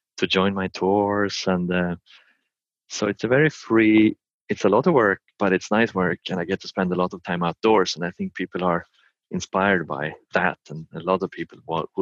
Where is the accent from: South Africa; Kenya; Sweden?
Sweden; I'm from Sweden and I live in Sweden on the countryside.